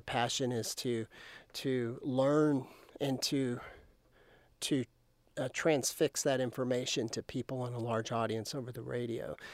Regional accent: Lubbock, Texas, United States; I grew up outside of Lubbock towards

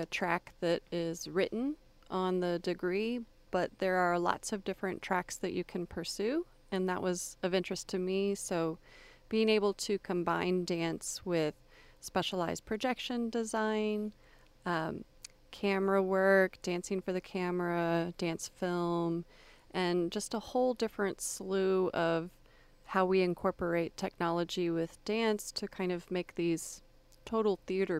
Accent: Florida, United States; born or raised there; also born or lived in Texas

